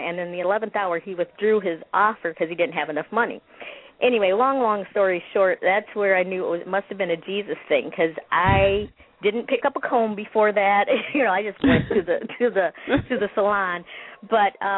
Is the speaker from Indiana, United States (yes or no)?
no; Michigan, United States; also born or lived in Chicago, Illinois; I was born in Chicago, Illinois, and our family moved early in my years to Michigan